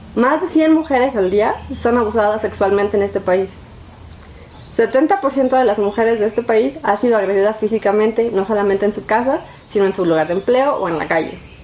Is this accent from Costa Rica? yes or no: no; Mexico; como mexicanos